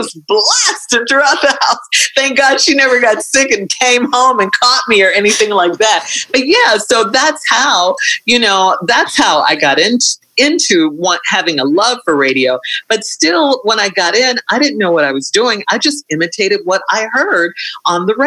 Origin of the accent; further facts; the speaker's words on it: Chicago, Illinois, United States; in Chicago, growing up in Chicago, like listening to WVON and Herb Kent